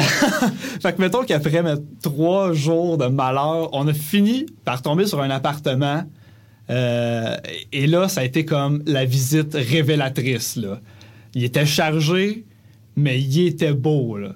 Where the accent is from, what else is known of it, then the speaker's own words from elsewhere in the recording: Granby, Quebec, Canada; moved away as an adult; now in Montreal, Canada; quand on est parti de Grimby cet été pour aménager à Montréal